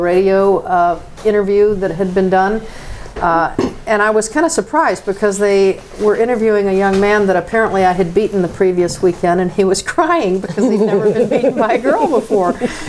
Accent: South Carolina, United States; growing up in South Carolina, I was the only woman racing motocross against the men

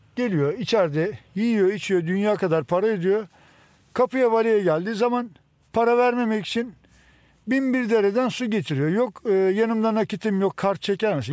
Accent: Istanbul, Turkey; Doğma Büyüme İstanbulluyum.

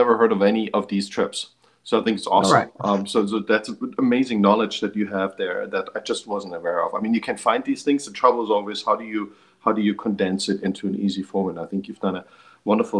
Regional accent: Germany; I grew up in Germany

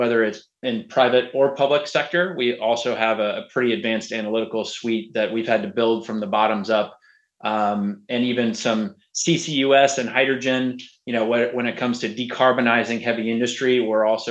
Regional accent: Houston, Texas, United States; I grew up in Houston, went to Rice University.

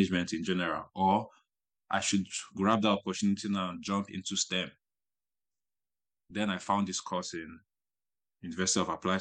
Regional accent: Nigeria; moved away as an adult; now in Germany; I'm from Nigeria

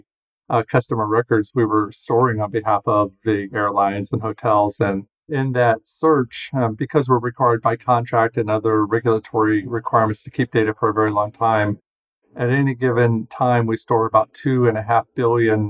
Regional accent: Ohio, United States; moved away as an adult; I grew up in Ohio, went to Ohio State University

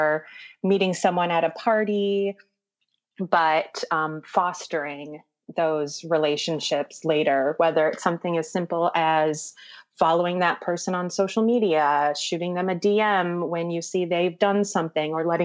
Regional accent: right outside the Twin Cities, Minnesota, United States; moved away; also born or lived in New York City; I grew up in Minnesota, right outside the Twin Cities

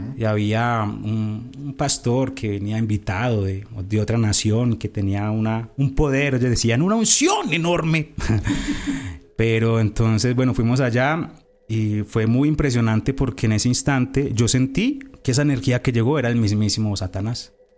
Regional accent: Cartago, Valle del Cauca, Colombia; Yo estaba eh, estudiando en Cartago Valle, yo soy de Cartago Valle

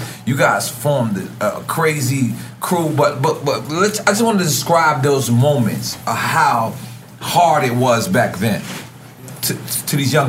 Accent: New York City, New York, United States; I'm being from Queens

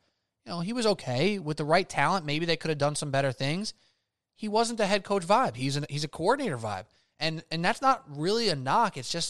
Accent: New York, United States; I watch them as a New Yorker who doesn't hate the Jets.

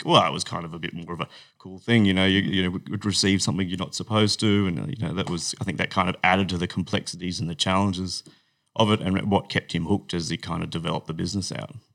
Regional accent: Brisbane, Queensland, Australia; moved away as an adult; also born or lived in Sydney; I grew up in Brisbane

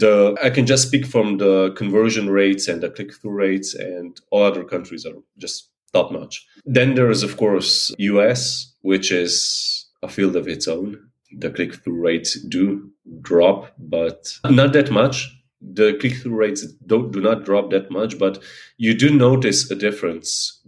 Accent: Slovenia; now in Netherlands; I'm from Slovenia, although I currently live in Holland

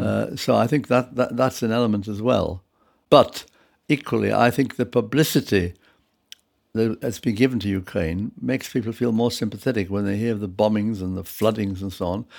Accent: United Kingdom; also born or lived in Prague, Czech Republic; I was brought up from the age of six in this country

